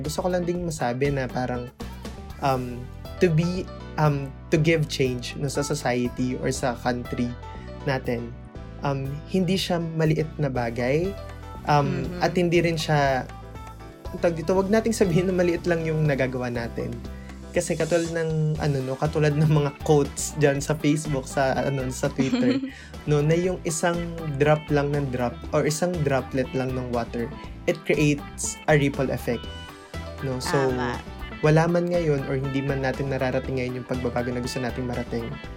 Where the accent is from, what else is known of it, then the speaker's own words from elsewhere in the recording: Philippines; as a Filipino